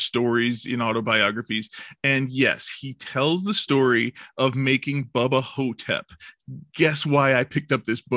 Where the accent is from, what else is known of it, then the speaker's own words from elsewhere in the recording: Illinois, United States; I was born in California instead of in Illinois